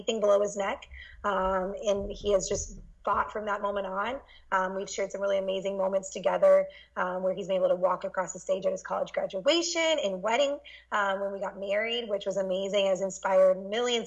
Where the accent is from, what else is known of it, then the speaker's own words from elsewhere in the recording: Iowa, United States; I grew up in Iowa